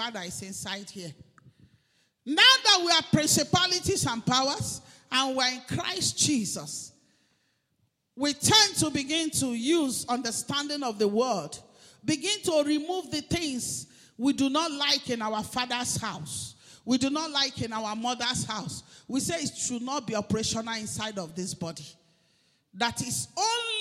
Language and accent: English; Umunede, Delta, Nigeria; I am from Idimile in Umunede